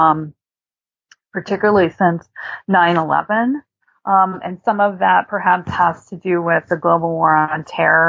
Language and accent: English; United States; as an American society